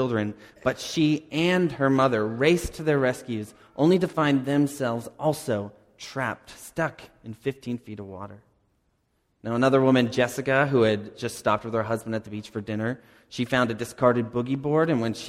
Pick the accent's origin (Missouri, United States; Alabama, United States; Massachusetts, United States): Massachusetts, United States; Cape Cod; moved away as an adult; also born or lived in Dallas; I grew up on Cape Cod